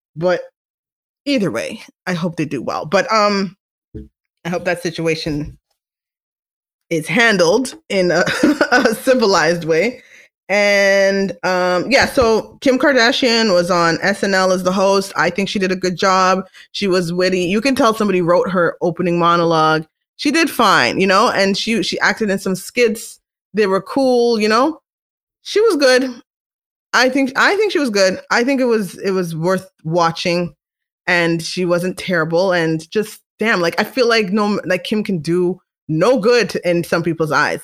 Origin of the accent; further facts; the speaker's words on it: Canada; I'm Canadian